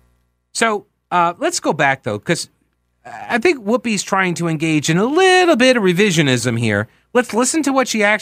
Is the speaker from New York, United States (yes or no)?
yes; New York, United States; moved away; I'm originally from New York